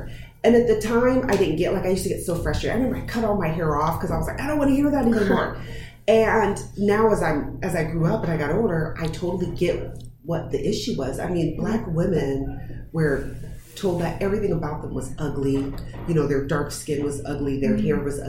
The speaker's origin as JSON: {"language": "English", "region": "Texas", "country": "United States", "tie": "born or raised there", "said": "Well, so growing up, I grew up in Texas on mm-hmm. Army base"}